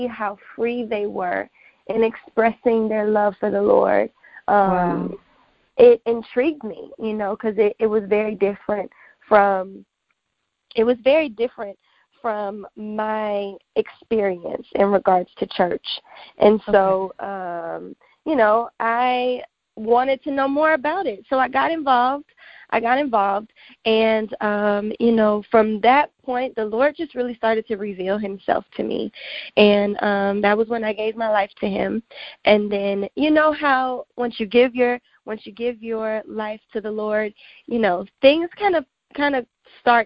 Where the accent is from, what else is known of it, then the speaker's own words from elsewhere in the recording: Louisiana, United States; now in Houston, United States; I was born in Louisiana. That's where all of my family is, and I go back there pretty often. And so I claim that I am still a true Louisianian